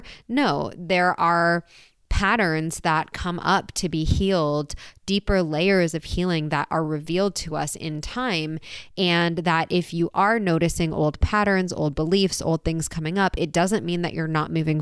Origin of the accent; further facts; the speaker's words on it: San Diego, California, United States; moved away; I just got back to my hometown, San Diego.